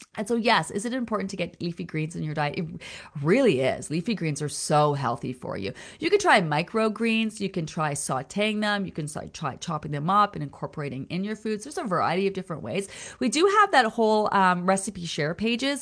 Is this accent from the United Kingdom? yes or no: no; Peterborough, Ontario, Canada; Peterborough, Ontario. That's my hometown. That's where I was born, Peterborough, Ontario.